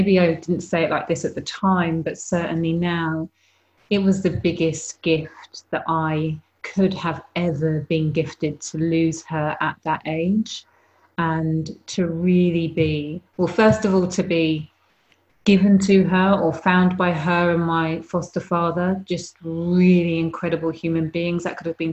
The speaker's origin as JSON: {"language": "English", "country": "United Kingdom", "tie": "born or raised there"}